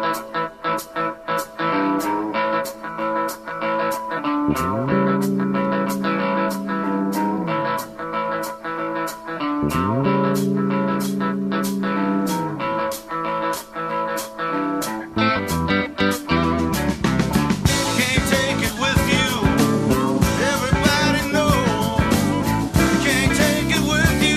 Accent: Texas, United States; also born or lived in Louisiana; I'm from Texas, I'm from the South, I was born in Louisiana.

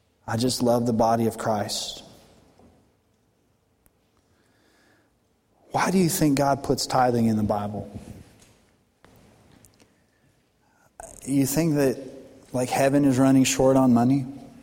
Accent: Colorado, United States; now in Arkansas, United States; I'm born and raised in Colorado

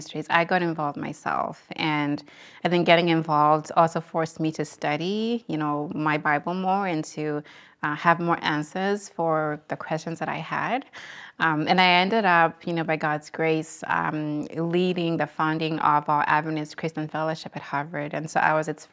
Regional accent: Eswatini; moved away as an adult; also born or lived in Boston, United States; Sort of growing up in Swaziland, where I grew up with my parents, it was, you know, back home in Swaziland

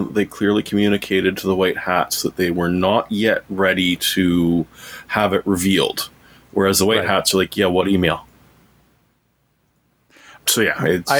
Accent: Canada; as a Canadian

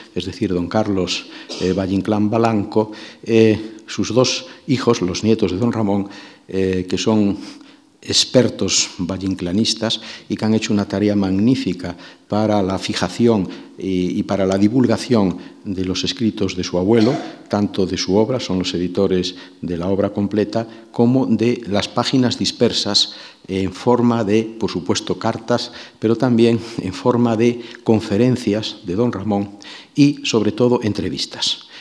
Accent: Galicia, Spain; mi tierra

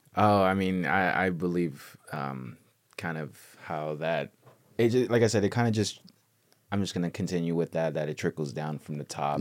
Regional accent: Los Angeles, California, United States; also born or lived in Mexico; born and raised out here

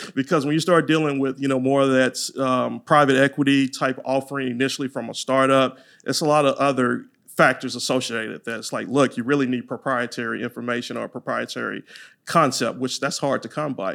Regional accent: Louisiana, United States; accent: Louisiana twang; now in Texas, United States; I'm from Louisiana, so you might hear that Louisiana twang

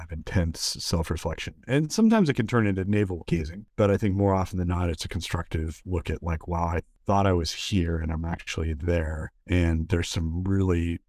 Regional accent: United States; because I'm an American

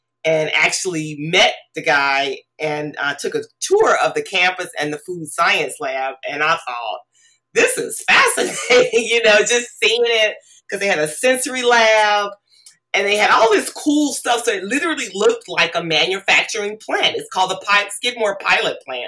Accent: Mississippi, United States; I grew up in Mississippi

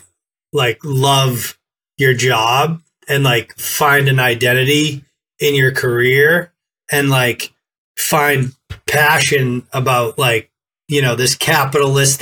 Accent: Boston, Massachusetts, United States; I'm from Boston

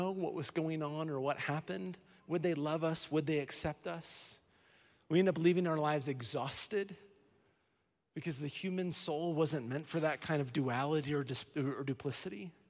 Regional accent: Colorado, United States; I was born in Colorado

